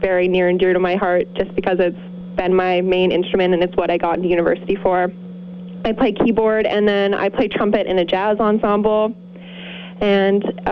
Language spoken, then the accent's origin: English; Williams Lake, British Columbia, Canada; also born or lived in Kamloops; until I moved from Williams Lake to Kamloops in grade 8